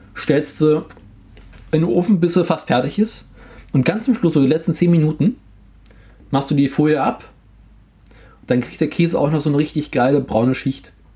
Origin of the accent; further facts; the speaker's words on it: Berlin, Germany; Bei uns in Berlin heißen die Buletten.